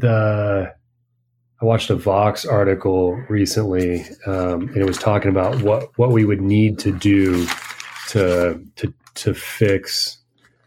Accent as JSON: {"language": "English", "country": "United States", "moved": "yes", "lives_now": "Peru", "said": "as an American"}